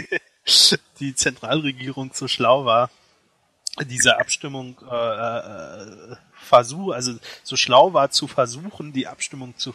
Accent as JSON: {"language": "German", "region": "Berlin", "country": "Germany", "tie": "born there", "said": "ich wurde in Berlin geboren."}